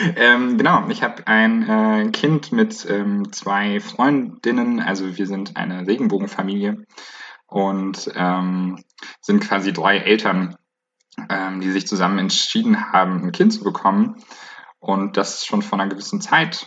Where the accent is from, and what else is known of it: Bayreuth, Bavaria, Germany; now in Leipzig, Germany